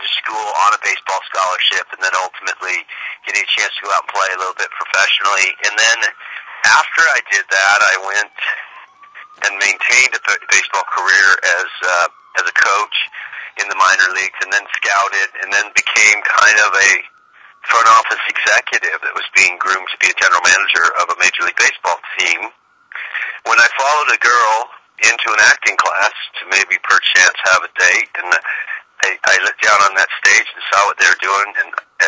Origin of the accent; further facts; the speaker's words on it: New Orleans, Louisiana, United States; Louisiana, New Orleans.